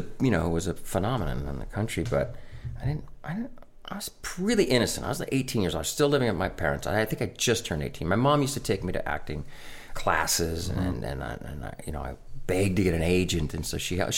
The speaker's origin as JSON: {"language": "English", "area": "Orange County", "region": "California", "country": "United States", "tie": "born or raised there", "also_born_or_lived": "Inglewood, Los Angeles", "said": "I grew up in Orange County near Disneyland"}